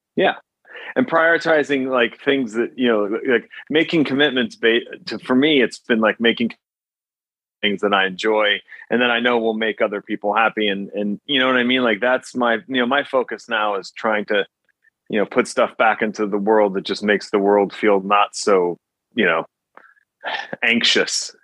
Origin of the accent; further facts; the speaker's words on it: New Jersey, United States; also born or lived in Teaneck, New Jersey; my house in New Jersey